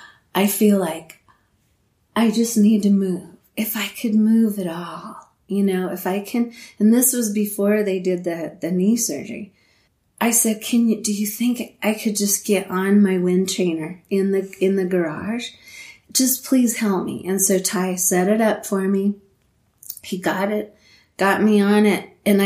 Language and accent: English; Leadville, Colorado, United States; when you are born and raised in Leadville and it's like your hometown thing, it's more special. So for me, having that in my mind the whole entire time